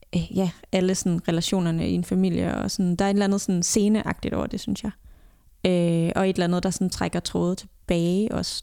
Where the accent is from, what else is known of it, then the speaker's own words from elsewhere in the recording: Denmark; moved away as an adult; jeg var hjemme i Danmark